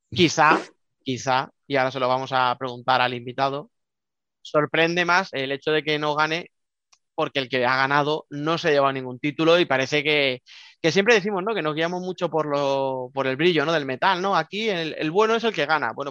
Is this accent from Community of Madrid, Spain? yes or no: yes; Alcorcón, Community of Madrid, Spain; es que soy de Alcorcón, bueno, ahí está